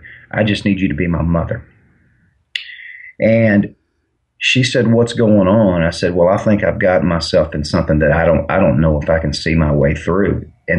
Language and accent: English; Mobile, Alabama, United States; I'm from Mobile, Alabama, so I love the University of Alabama.